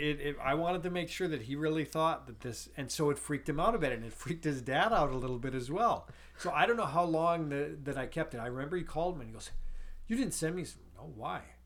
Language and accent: English; North Dakota, United States; growing up in North Dakota